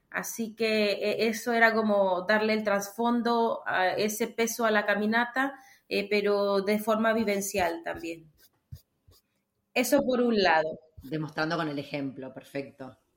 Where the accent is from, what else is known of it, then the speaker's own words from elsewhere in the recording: Mexico; moved away as an adult; also born or lived in Granada, Spain; yo soy mexicana.